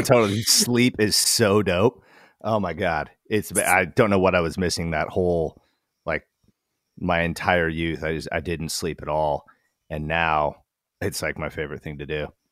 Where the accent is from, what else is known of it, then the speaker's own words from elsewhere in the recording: Wasilla, Alaska, United States; moved away as an adult; also born or lived in Portland, Oregon; I was 36 from Wasilla, Alaska